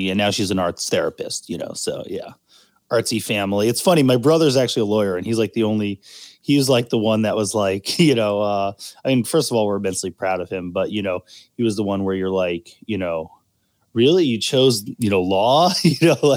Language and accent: English; New York, United States; also born or lived in Baltimore; I'm originally from New York. I'm one of like the rare indigenous creatures